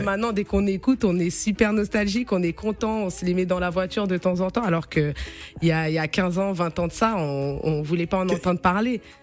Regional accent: France; je suis euh, d'origine capverdienne, mais je suis née et j'ai grandi en France, je suis aussi française.

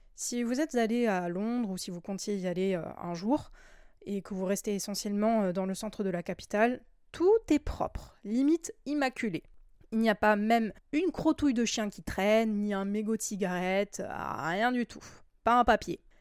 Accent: France; chez nous en France

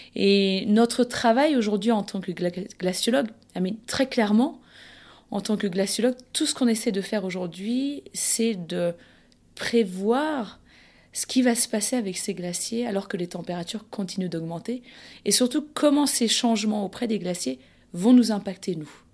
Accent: France; chez nous en France

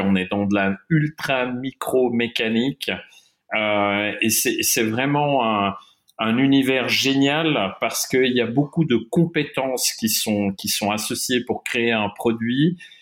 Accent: Geneva, Switzerland; also born or lived in German-speaking Switzerland; j'ai grandi partiellement à Genève, donc en Suisse romande, et partiellement euh, en Suisse alémanique. Je suis bilingue euh, de, parents germanophones.

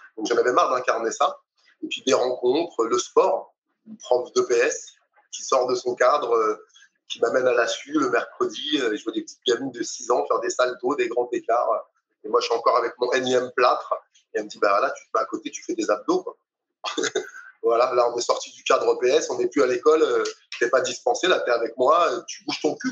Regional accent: Dakar, Senegal; je suis né à Dakar

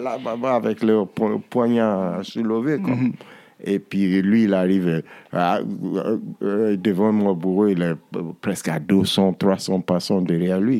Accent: Nigeria; nous au Nigeria

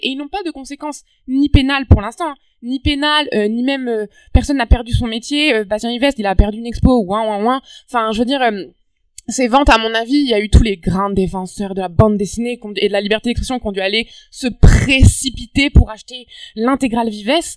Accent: France; now in Montreal, Canada

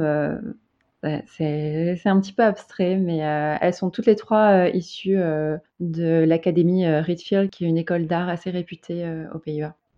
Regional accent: Bordeaux, Nouvelle-Aquitaine, France; moved away as an adult; also born or lived in Paris; now in Amsterdam, Netherlands; Je viens de, de Bordeaux

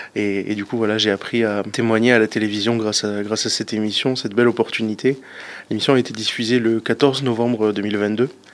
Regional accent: Pau, Nouvelle-Aquitaine, France; j'ai 27 ans, je suis de Pau

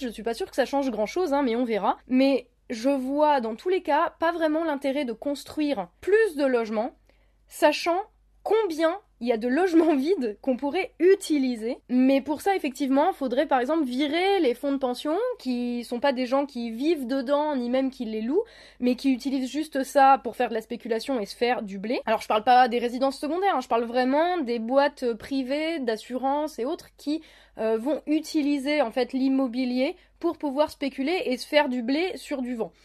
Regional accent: Lorraine, Grand Est, France; chez moi en Lorraine

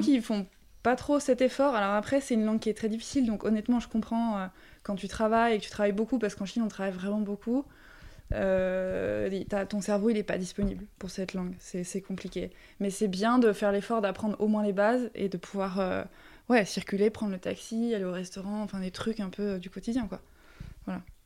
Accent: Chantilly, Hauts-de-France, France; moved away as an adult; also born or lived in Marseille / China; j'ai grandi à Chantilly, mais on est plutôt du sud.

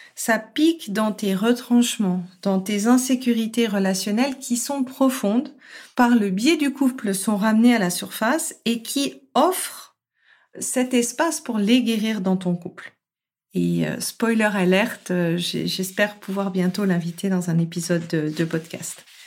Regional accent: France; je suis française à la base

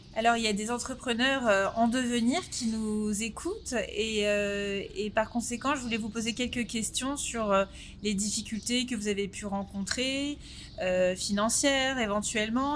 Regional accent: Paris, Île-de-France, France; en tant que Français parisiens

